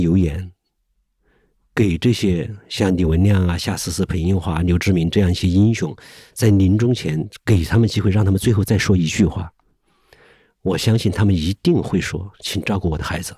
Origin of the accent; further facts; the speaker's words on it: Hubei, China; 我是湖北人